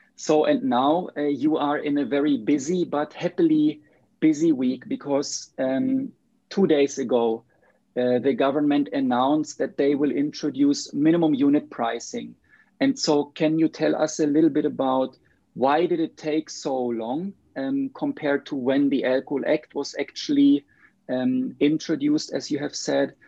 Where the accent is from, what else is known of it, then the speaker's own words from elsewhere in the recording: Germany; now in Sweden; I live in Sweden now, but I'm from Germany